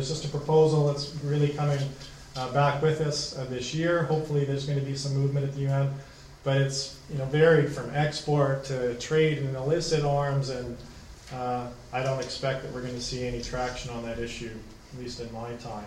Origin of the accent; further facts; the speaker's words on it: Canada; As a Canadian